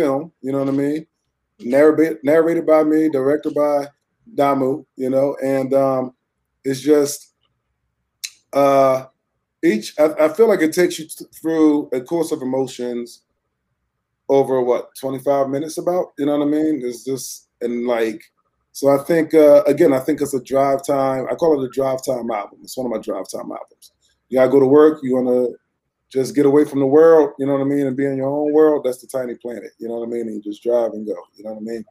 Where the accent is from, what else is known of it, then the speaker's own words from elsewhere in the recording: Fairfax, Virginia, United States; also born or lived in Philadelphia; I grew up in Virginia, Fairfax, Virginia